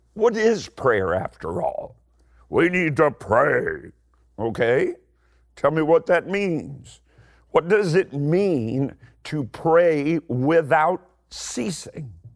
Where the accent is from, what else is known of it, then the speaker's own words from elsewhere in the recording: Eastern Kentucky, United States; I'm, I'm from Eastern Kentucky. I talk really, really slowly